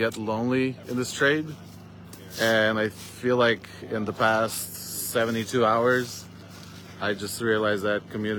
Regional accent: Romania; now in Florida, United States; I'm an immigrant from Romania, and I'm the owner of Swoosh Painting Company in Florida.

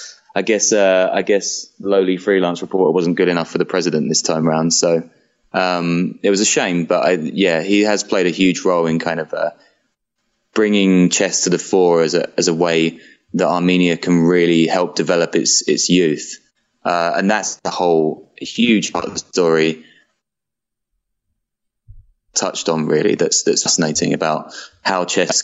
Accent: London, United Kingdom; now in Berlin, Germany; I'm from London originally

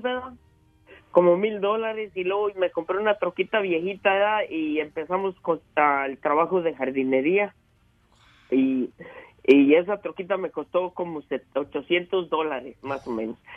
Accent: La Purísima, Jalisco, Mexico; moved away as an adult; now in United States; yo soy de la Purísima Jalisco y, me vine hace como 27 años a, a, Estados Unidos

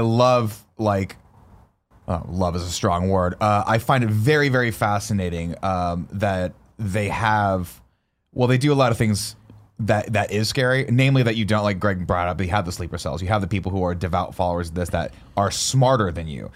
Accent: United States; as an American living in America

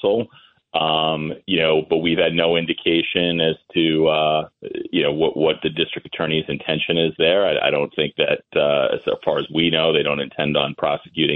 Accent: Massapequa, New York, United States; I grew up in Massapequa

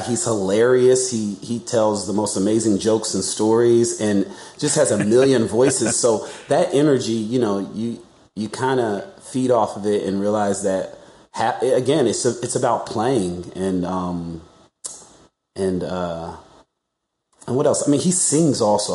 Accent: Alabama, United States; now in Los Angeles, United States; I'm from Alabama, so I know I know that area

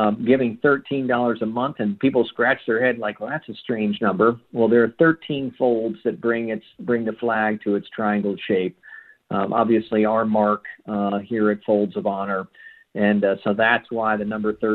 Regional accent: Tulsa, Oklahoma, United States; my hometown here in Tulsa

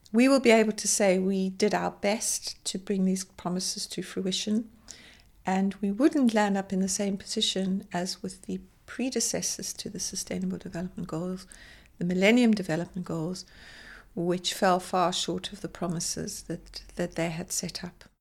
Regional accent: South Africa; growing up in South Africa in the height of apartheid

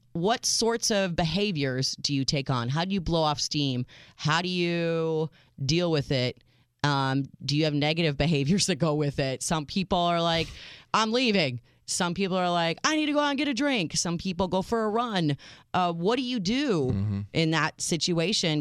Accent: United States; I am your American realist

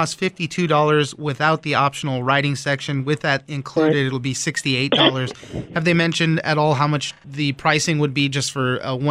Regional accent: West Coast, United States; I grew up on the West Coast

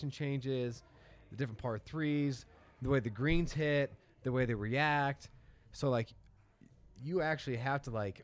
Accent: Indiana, United States; moved away as an adult; now in Charleston, United States; we grew up in Indiana, which is about 600 feet above elevation, sea level. And then I moved to Charleston 2018

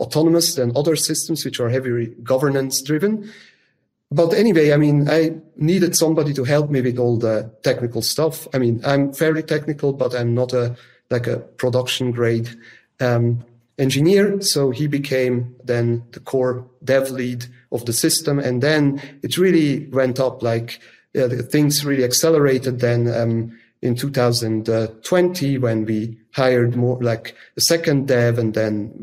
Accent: Zug, Switzerland; I grew up in the canton of Zug, which is in Switzerland

